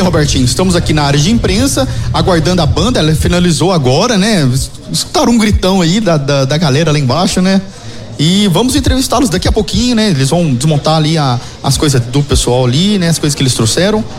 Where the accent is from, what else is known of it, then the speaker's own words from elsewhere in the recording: Itajubá, Minas Gerais, Brazil; moved away; eu sou de Itajubá